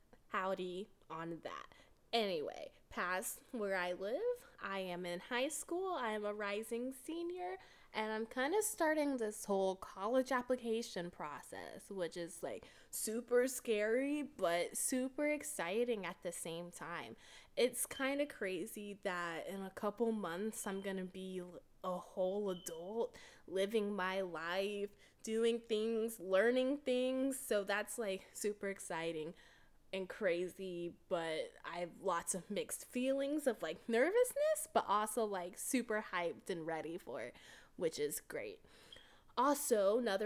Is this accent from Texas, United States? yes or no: yes; Texas, United States; I am from Texas.